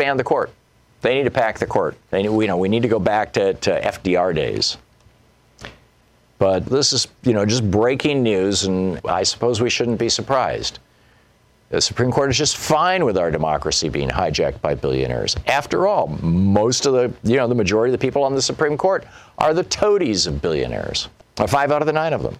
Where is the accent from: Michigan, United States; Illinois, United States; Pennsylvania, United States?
Michigan, United States; I grew up in Michigan